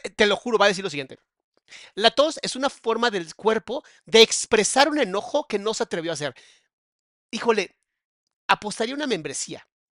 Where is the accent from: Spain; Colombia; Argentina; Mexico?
Mexico; cómo somos los mexicanos